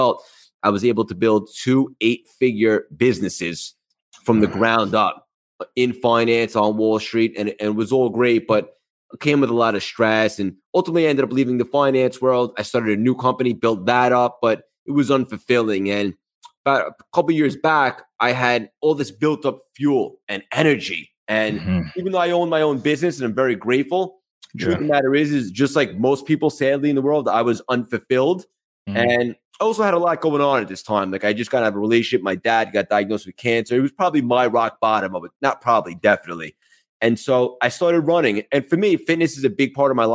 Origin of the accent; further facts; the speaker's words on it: Long Island, New York, United States; accent: New York; also born or lived in Connecticut / Manhattan, New York; Yeah, so I grew up in Long Island in New York. And I've been here my whole life other than college where I was in Connecticut